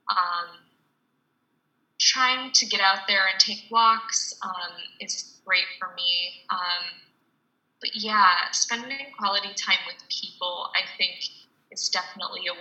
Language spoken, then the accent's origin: English; United States; as an American